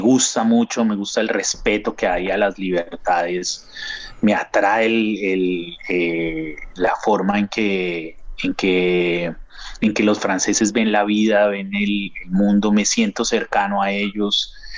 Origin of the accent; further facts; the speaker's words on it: Bogotá, Colombia; los bogotanos hablamos de usted